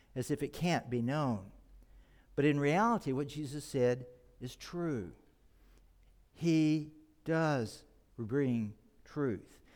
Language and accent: English; Texas, United States; moved away; I grew up in Texas